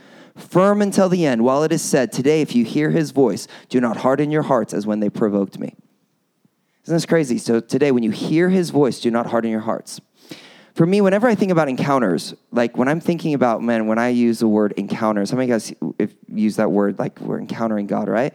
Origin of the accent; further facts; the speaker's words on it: United States; accent: American; I'm an American, you haven't probably already guessed by this really, really strong American accent that I have